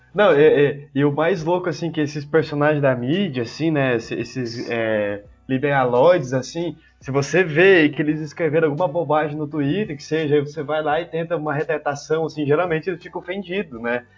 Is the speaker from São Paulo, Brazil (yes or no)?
no; Paraná, Brazil; now in Goiânia, Brazil; eu nasci no Paraná